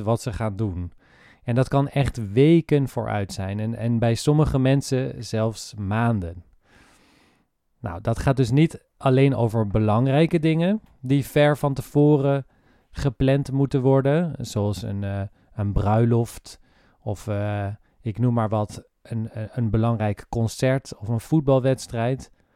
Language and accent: Dutch; Netherlands; wij als Nederlanders